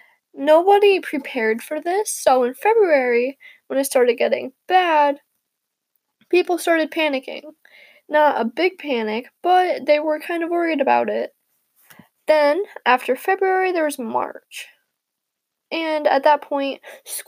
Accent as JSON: {"language": "English", "region": "Illinois", "country": "United States", "said": "I am from Illinois"}